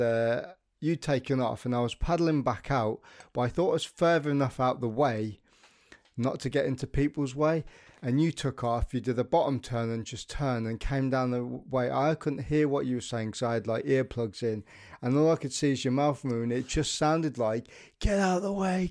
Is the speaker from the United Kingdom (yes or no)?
yes; United Kingdom; as a as a British nation and um, as British people